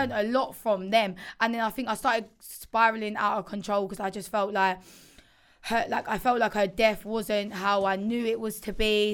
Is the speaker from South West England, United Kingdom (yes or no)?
no; Essex, East of England, United Kingdom; moved away; growing up in Essex